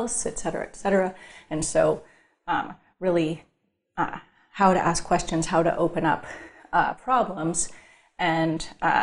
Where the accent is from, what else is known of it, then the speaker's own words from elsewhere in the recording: Northern California, United States; I'm from Northern California